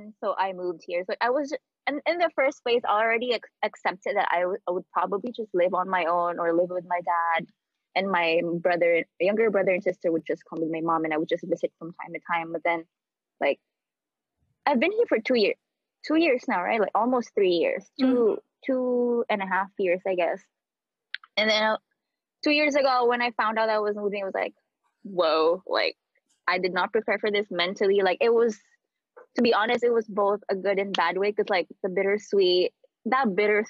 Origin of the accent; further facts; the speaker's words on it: Philippines; moved away as an adult; now in United States; So, like, I was born in the Philippines, obviously. I was born in a province. I pretty much like grew up in the Philippines. I did my schooling there. I finished my college there. I even started like a job for like almost 2 years there.